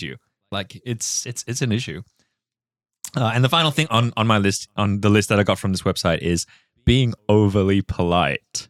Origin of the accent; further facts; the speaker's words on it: Singapore; moved away; I grew up in Singapore